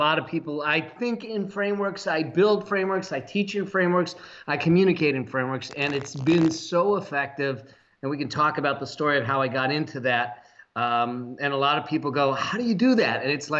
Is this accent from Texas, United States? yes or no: no; Los Angeles, California, United States; now in Laguna Beach, United States; I actually was born and raised here in the San Fernando Valley, and my mom still lives in the same house I was raised in.